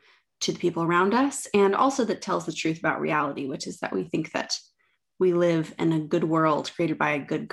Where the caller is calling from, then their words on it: Oxford, South East England, United Kingdom; I am Zooming in from my flat in Oxford.